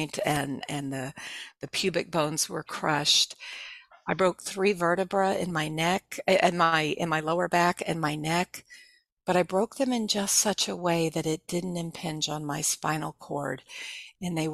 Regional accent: Texas, United States; moved away; I grew up in Texas

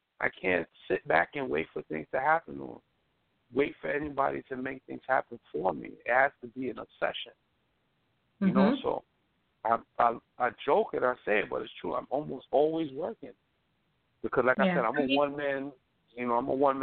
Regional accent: New York City, New York, United States; I'm from Brooklyn, New York

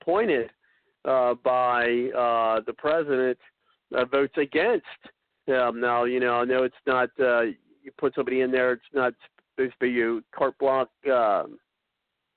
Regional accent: Ohio, United States; I'm from Ohio

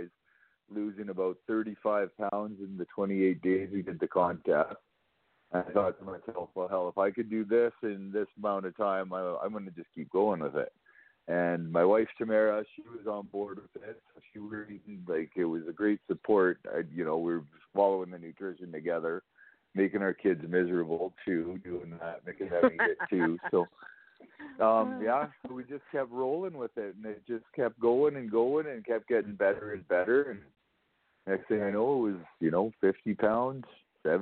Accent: Calgary, Alberta, Canada; I'm basically from Calgary. I grew up in Calgary

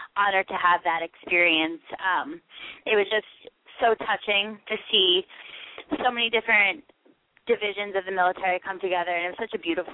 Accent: Tinton Falls, New Jersey, United States; also born or lived in Boston / Hoboken; I've lived in New Jersey my entire life

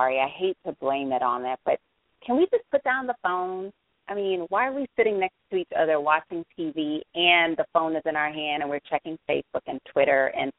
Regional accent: Jamaica; I am Jamaican

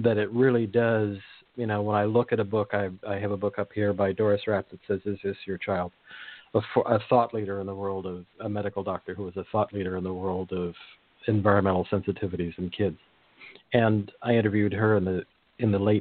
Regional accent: Monterey Peninsula, California, United States; I grew up in the Monterey Peninsula

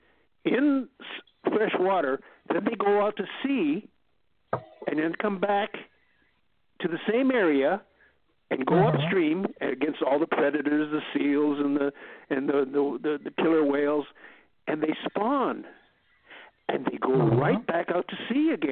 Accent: Vancouver, British Columbia, Canada; also born or lived in Victoria, British Columbia; I'm from Vancouver, B.C.

